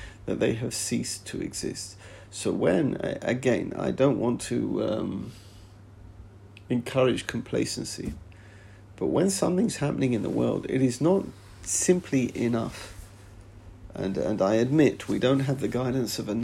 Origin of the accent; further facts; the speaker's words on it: England, United Kingdom; now in Israel; growing up in England.